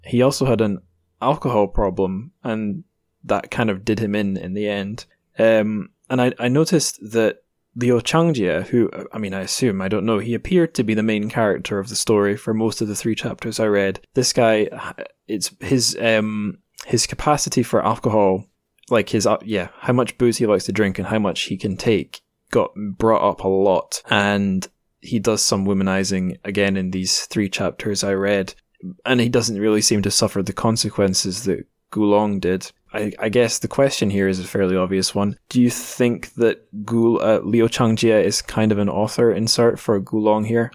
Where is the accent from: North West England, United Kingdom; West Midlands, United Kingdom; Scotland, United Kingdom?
Scotland, United Kingdom; growing up in Scotland